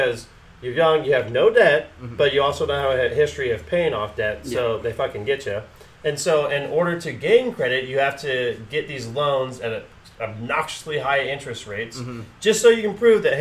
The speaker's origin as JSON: {"language": "English", "country": "United States", "said": "I'm an American."}